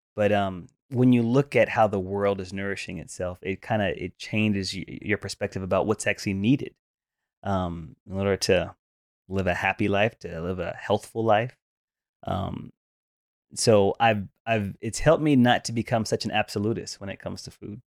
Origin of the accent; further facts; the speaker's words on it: the South, United States; growing up in the South